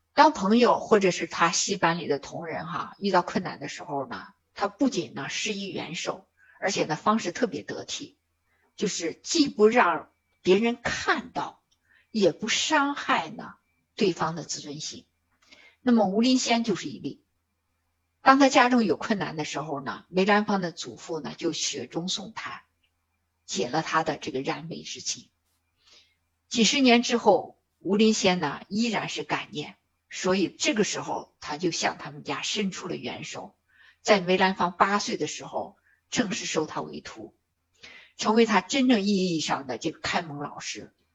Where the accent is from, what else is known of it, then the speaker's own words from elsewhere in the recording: China; 我们中国人常说的舍得